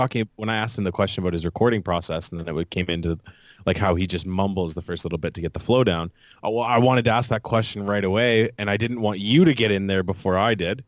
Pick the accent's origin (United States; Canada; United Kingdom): Canada; proud to be Canadian